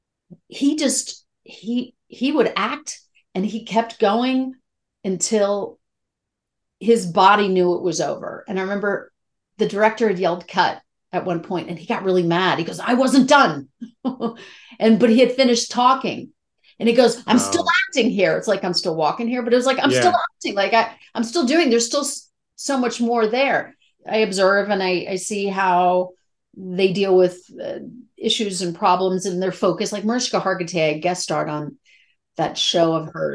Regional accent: Rockville, Maryland, United States; moved away as an adult; also born or lived in New York City; I grew up in Rockville, Maryland

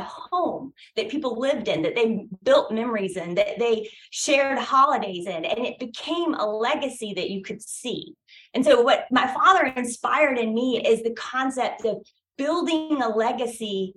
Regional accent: Brunswick, Georgia, United States; I am from Brunswick, Georgia. And I don't know if any of the listeners have been to Brunswick, Georgia, but it is small. I'm a native Georgian

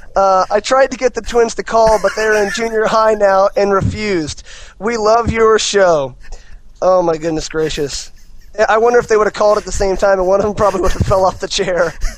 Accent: United States; as an American myself

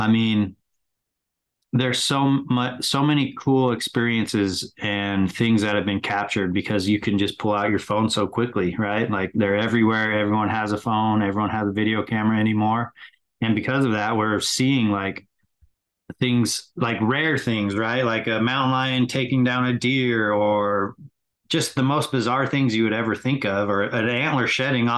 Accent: West Jordan, Utah, United States; also born or lived in California; Grew up in West Jordan

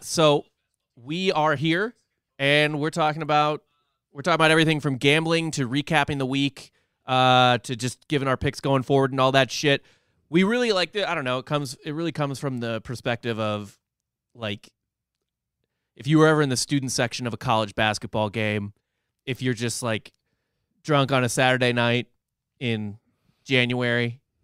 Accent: St. Louis, Missouri, United States; I grew up in Saint Louis, where the Post Dispatch covers both Missouri and Illinois.

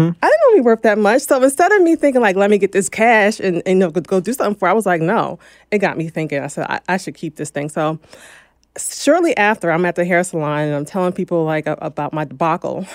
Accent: New Jersey, United States; also born or lived in Philadelphia, Pennsylvania; now in Los Angeles, United States; I'm from New Jersey

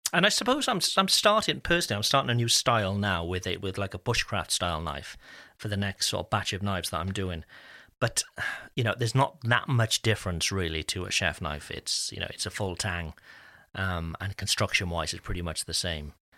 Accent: United Kingdom; being, being British

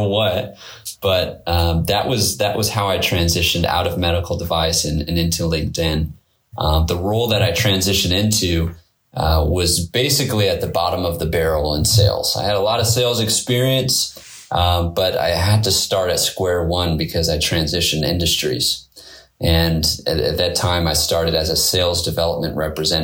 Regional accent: Silicon Valley, California, United States; I grew up in Silicon Valley

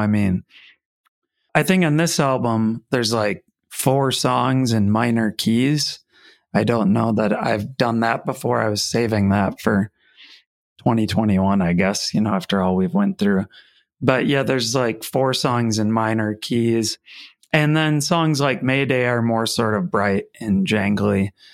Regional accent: Ellsworth, Wisconsin, United States; I grew up in Ellsworth

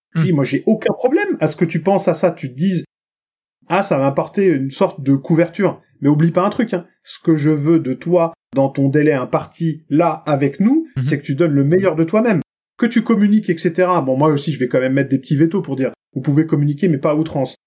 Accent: Franconville, Île-de-France, France; à Franconville, dont on vient dans le Val d'Oise

